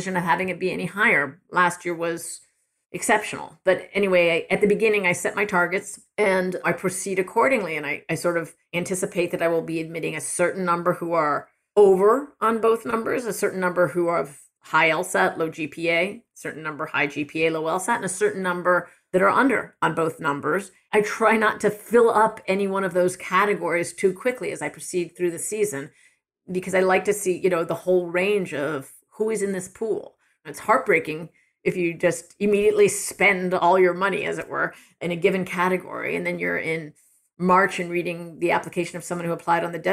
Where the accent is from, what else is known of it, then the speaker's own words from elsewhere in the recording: East Coast, United States; moved away as an adult; also born or lived in Michigan; now in Ann Arbor, United States; I'm from the East Coast originally